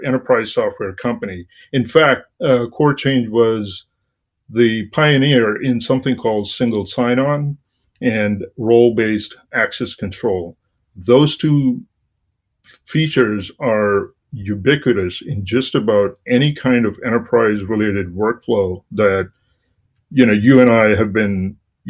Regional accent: India; moved away as an adult; also born or lived in Washington, D.C., United States; now in Boston, United States; I'm originally from India, and I came to the United States in the late 80s to get an MBA

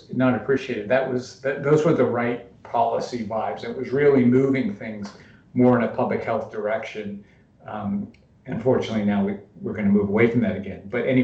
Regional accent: West Virginia, United States; moved away; I'm from West Virginia

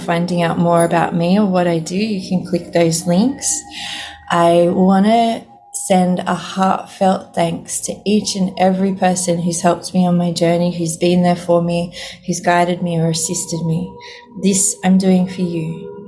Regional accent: Sydney, New South Wales, Australia; I'm originally from Sydney in Australia

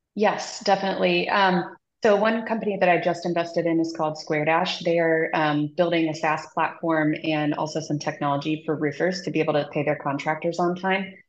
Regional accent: Midwest, United States; moved away as an adult; now in San Francisco, United States; I grew up in the Midwest and ended up moving out here for my job

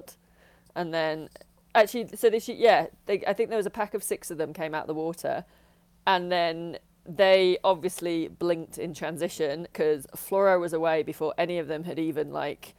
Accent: United Kingdom; I'm British

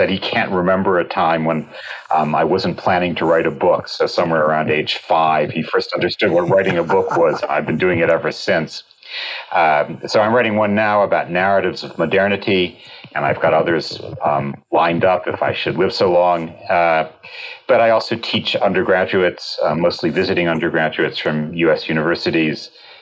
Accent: New York, United States; moved away as an adult; now in Oxford, United Kingdom; I am an American born in New York

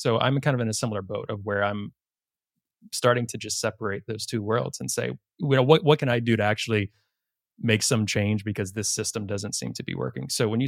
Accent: Virginia, United States; I'm from Virginia myself, so similar lineage, so just across the line there.

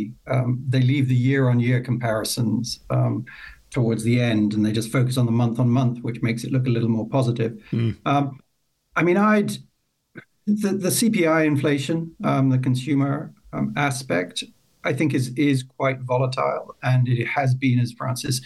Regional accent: Ireland; moved away; originally I'm from Ireland

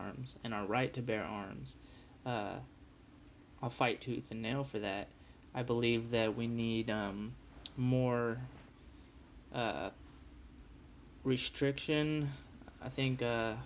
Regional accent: United States; I was born in America

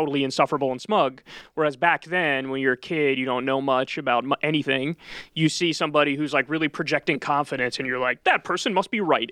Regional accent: New Rochelle, New York, United States; grew up in New Rochelle, New York, which is in Westchester County.

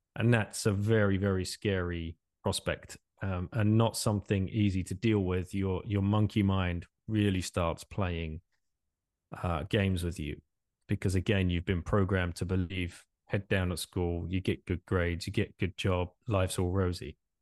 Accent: England, United Kingdom; moved away as an adult; also born or lived in Singapore; now in France; originally from England, uh, I left England in, in nineteen ninety-nine

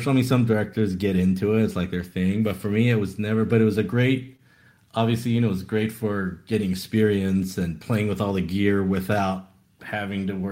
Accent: Taiwan; I was born in Taiwan actually, and so that's where I kind of you know went to just local schools. So that's where I ended up you know learning the language and reading, writing, etc.

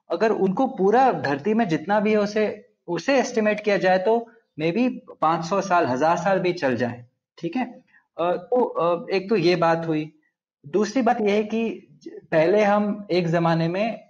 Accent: Andhra Pradesh, India; Hindi is a second language; मैं आंध्र प्रदेश में पला बड़ा हूँ तो मेरी हिंदी थोड़ी रस्टी है

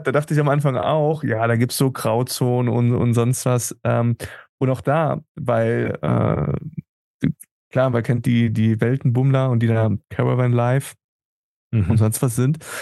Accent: Germany; moved away as an adult; now in Tenerife, Spain; als Deutscher

